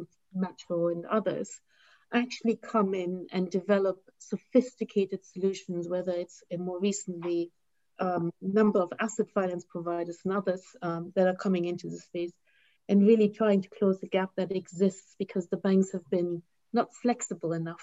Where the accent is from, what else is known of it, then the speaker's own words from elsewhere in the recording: Germany; now in United Kingdom; in my home country, like Germany